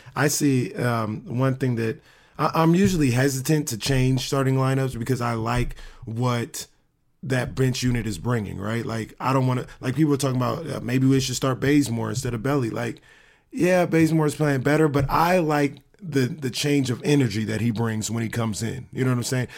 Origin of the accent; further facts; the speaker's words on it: Sacramento, California, United States; I'm from SAC